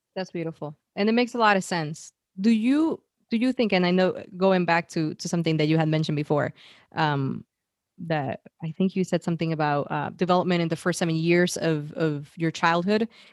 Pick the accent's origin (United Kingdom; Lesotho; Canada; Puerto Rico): Puerto Rico; moved away as an adult; also born or lived in San Francisco; I was born and raised in Puerto Rico